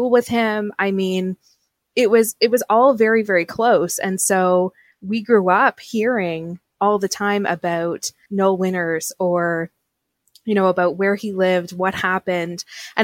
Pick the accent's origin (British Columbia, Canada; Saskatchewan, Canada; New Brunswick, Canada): New Brunswick, Canada; Saint John; moved away as an adult; also born or lived in Kingston Peninsula, New Brunswick; now in Ontario, Canada; So, now I live in Ontario, but I grew up and lived until I was 18 in New Brunswick. And so I was born in St. John, New Brunswick